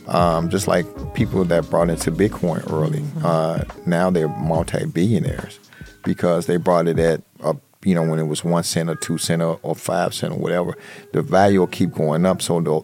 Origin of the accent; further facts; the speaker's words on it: Chicago, Illinois, United States; We're from Chicago